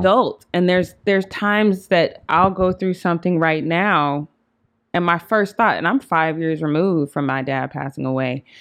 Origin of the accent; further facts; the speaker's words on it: Denver, Colorado, United States; I'm from Denver.